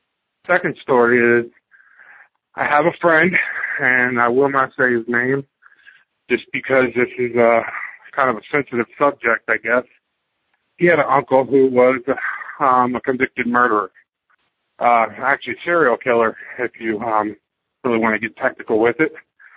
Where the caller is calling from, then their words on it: Fredericksburg, Virginia, United States; I'm from Fredericksburg, Virginia